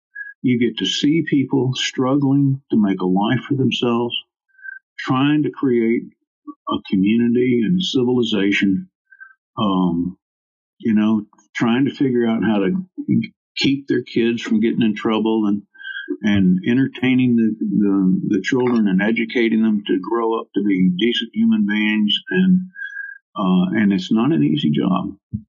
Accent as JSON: {"language": "English", "region": "Hawaii", "country": "United States", "tie": "born there", "also_born_or_lived": "Munich / Washington, D.C. / Shreveport / New Orleans", "said": "I was born in Hawaii, of all places. I've lived in Munich and Washington, D.C., and Shreveport and New Orleans and San Antonio and Austin twice and Honolulu and on the island of Maui."}